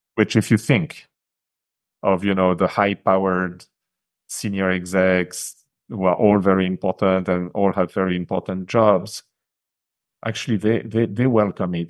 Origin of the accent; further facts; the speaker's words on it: France; English is a second language; moved away as an adult; now in Japan; I grew up in France, e-, even though I left the country probably nearly forty years ago